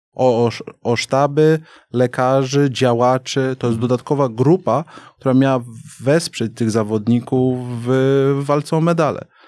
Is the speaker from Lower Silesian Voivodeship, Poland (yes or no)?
yes; Wrocław, Lower Silesian Voivodeship, Poland; moved away as an adult; also born or lived in China; urodziłem we Wrocławiu. Mhm. Więc jakby Dolny Śląsk to, to, to, to moje rejony